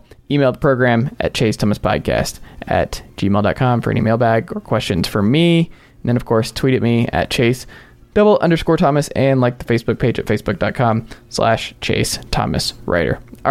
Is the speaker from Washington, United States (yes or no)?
no; Gwinnett County, Georgia, United States; also born or lived in Tennessee; We grew up in Georgia, Gwinnett County.